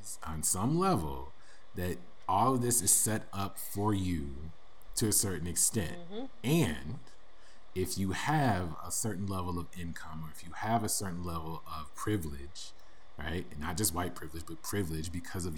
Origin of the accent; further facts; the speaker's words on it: United States; I am an American